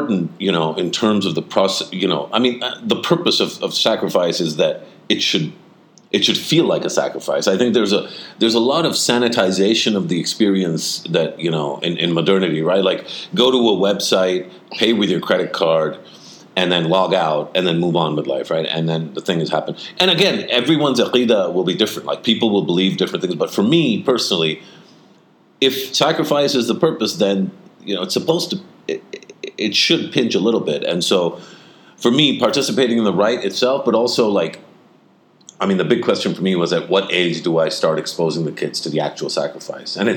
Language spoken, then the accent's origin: English; Pakistan; we're Pakistani